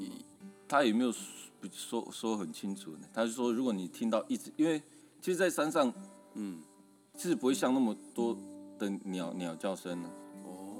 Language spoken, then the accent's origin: Chinese; Taiwan; 我来自南河部落